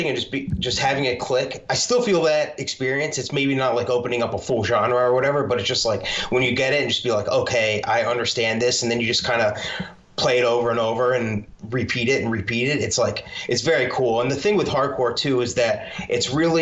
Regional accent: Philadelphia, Pennsylvania, United States; I'm from the Philadelphia area

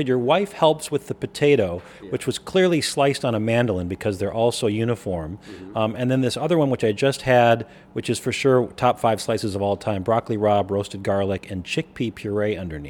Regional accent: Chicago, Illinois, United States; I'm going to tell you this as a Chicagoan.

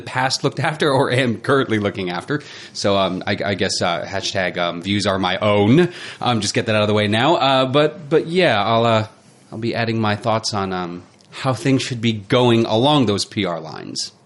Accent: United States; now in New Zealand; am American

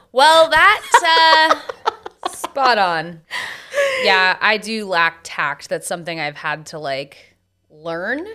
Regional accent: San Diego, California, United States; I was born on December twelfth on a Monday at ten oh nine A M in San Diego

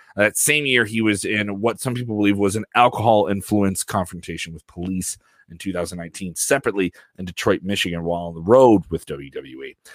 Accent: Ireland; Me as an Irish guy

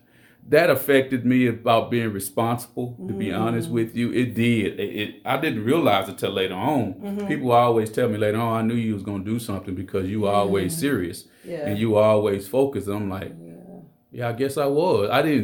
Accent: Alexandria, Louisiana, United States; moved away as an adult; now in Monroe, United States; Originally from Alexandria, Louisiana.

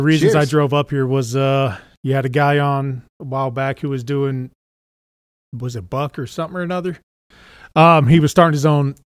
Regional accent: Houston, Texas, United States

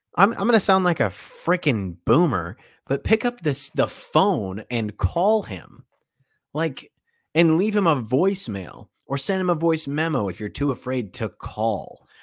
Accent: United States; I'm from America

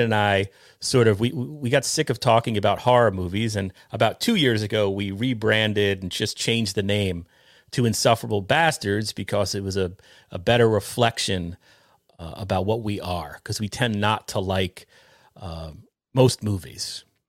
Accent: New York, United States; we grew up together in New York

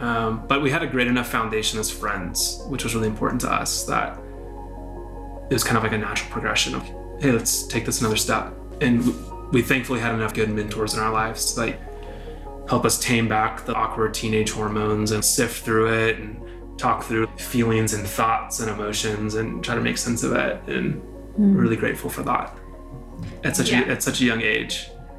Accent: Texas, United States; Growing up in Texas

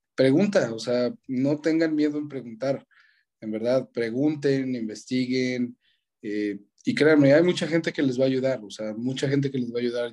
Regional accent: Mexico; yo soy mexicano

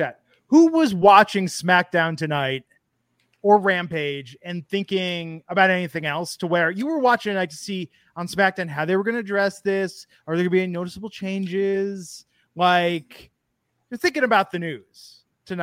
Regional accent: Oakland, California, United States; I grew up near the Oakland Coliseum. I got dragged to baseball games as a kid.

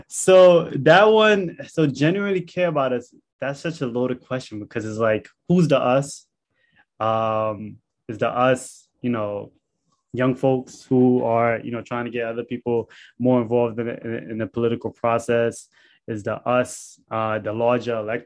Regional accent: New York City, New York, United States; me growing up in Canarsie, Brooklyn

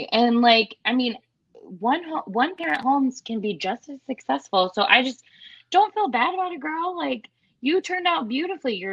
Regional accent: Iowa, United States; I'm from Iowa.

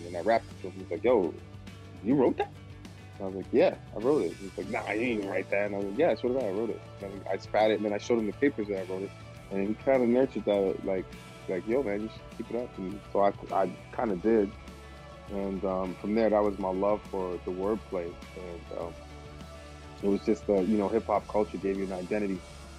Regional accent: Toronto, Ontario, Canada; also born or lived in Brooklyn, United States / Edmonton, Canada; Well, I was born in Toronto, Canada. I grew up in Flemington Park as a kid. And then we moved to New York, Brooklyn, New York.

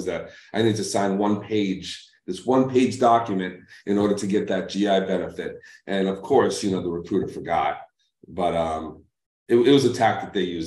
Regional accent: Lynn, Massachusetts, United States; also born or lived in New York; now in Arizona, United States; I grew up in Lynn, City of Sin

